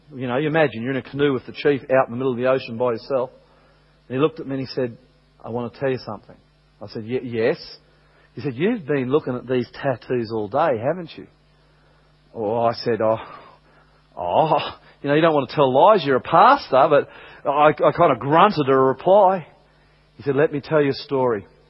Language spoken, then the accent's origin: English; Australia; I'm from Australia